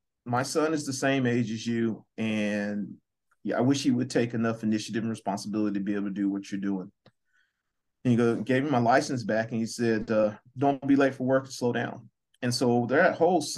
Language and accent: English; Muskogee, Oklahoma, United States; now in Missouri, United States; I'm originally from Muskogee, Oklahoma